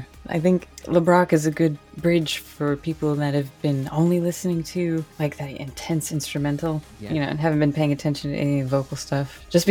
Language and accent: English; United States; I'm American